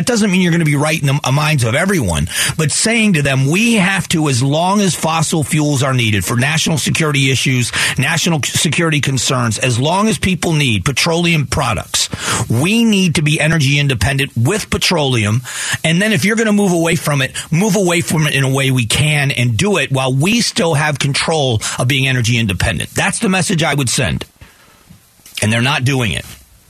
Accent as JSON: {"language": "English", "country": "Afghanistan", "said": "When I am from Afghanistan, I feel like this too. I don't have a country."}